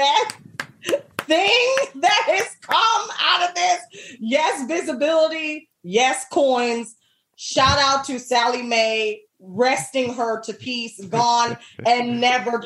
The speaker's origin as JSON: {"language": "English", "region": "New Jersey", "country": "United States", "also_born_or_lived": "Birmingham, England / Chicago", "said": "Jersey girl through and through."}